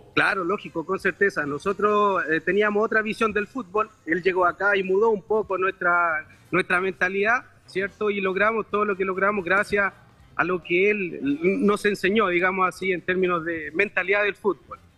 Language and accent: Spanish; Chile; moved away as an adult; also born or lived in Brazil; yo soy chileno. Yo que pueda haber vivido en Brasil era por, por mi trabajo